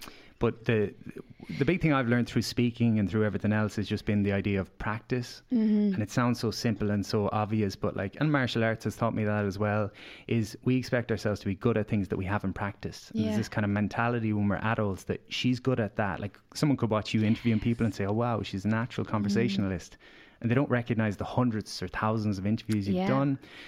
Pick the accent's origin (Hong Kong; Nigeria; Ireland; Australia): Ireland; Galway, Connacht; So I came to Dublin from Galway and I had these aspirations.